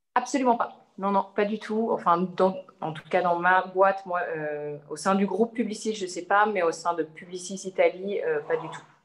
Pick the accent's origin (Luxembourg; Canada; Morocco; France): France; Savoie region, Auvergne-Rhône-Alpes; moved away as an adult; also born or lived in Annecy / Turin; now in Milan, Italy; Je suis originaire de la région de Savoie